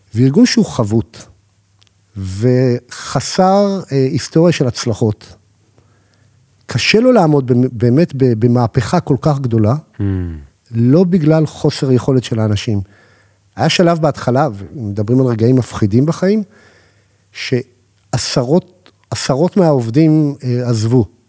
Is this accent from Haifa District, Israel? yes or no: no; Holon, Tel Aviv District, Israel; גדלתי בחולון